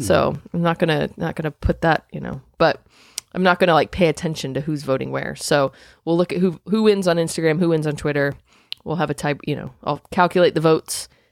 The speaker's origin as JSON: {"language": "English", "region": "Indiana", "country": "United States", "said": "I'm from Indiana"}